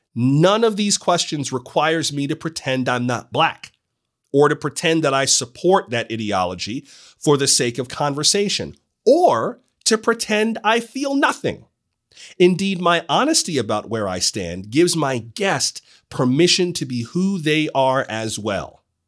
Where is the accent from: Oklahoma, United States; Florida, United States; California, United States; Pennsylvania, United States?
Florida, United States; South; I am from South Florida